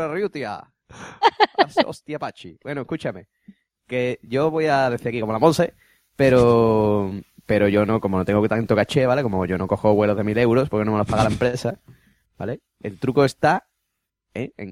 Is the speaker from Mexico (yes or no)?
no; Spain; soy español